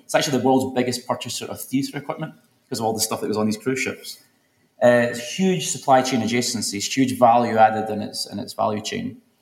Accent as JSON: {"language": "English", "town": "Glasgow", "region": "Scotland", "country": "United Kingdom", "tie": "born or raised there", "said": "I grew up in Glasgow"}